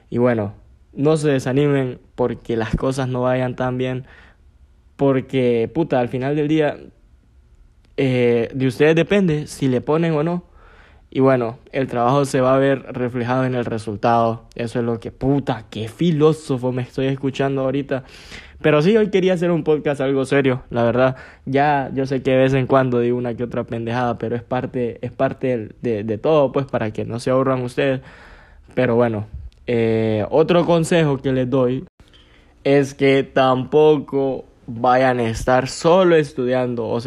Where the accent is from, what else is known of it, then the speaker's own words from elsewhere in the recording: Gracias, Lempira, Honduras; now in San Pedro Sula, Honduras; A veces los fines de semana lo que decidía era irme para, para mi pueblo, para Gracias, porque aquí en San Pedro no hacía ni verga.